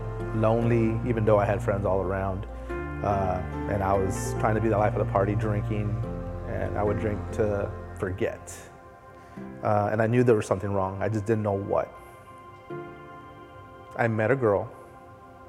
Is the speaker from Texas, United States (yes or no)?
yes; Donna, Texas, United States; I grew up Catholic in Donna